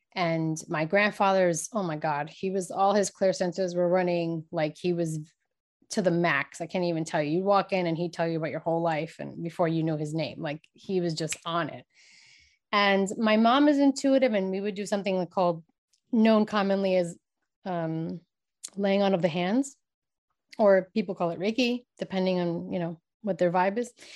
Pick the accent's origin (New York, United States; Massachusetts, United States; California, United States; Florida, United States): New York, United States; New York City; I was born and raised in New York, New York City